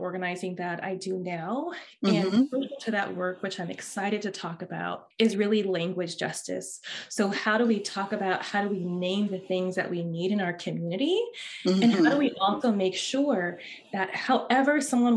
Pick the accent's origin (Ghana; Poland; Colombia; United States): United States; Oakland, California; now in Santa Barbara, United States; I'm originally from Oakland